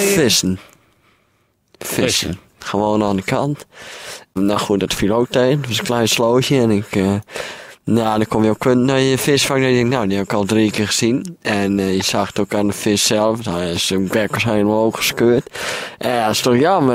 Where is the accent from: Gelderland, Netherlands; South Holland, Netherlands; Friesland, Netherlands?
Friesland, Netherlands; ik kom uit Friesland